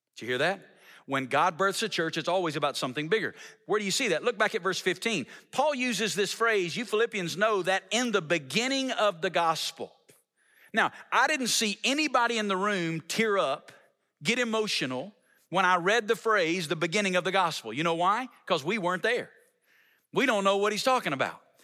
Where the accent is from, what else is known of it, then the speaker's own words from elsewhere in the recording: Alabama, United States; moved away as an adult; now in Las Vegas, United States; I'm not originally from Las Vegas. I'm originally from Alabama.